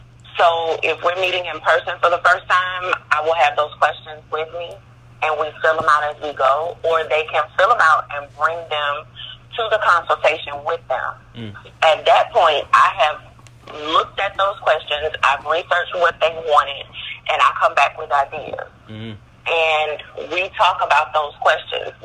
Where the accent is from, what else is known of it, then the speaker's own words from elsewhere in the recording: Louisiana, United States; I'm from Louisiana